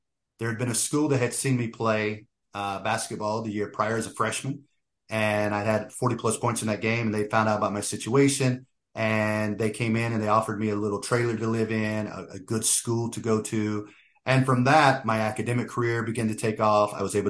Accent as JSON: {"language": "English", "region": "Oklahoma", "country": "United States", "tie": "born there", "said": "So in my own personal experience, I was born in Oklahoma. My father is full blood Lakota. My mother is primarily Choctaw."}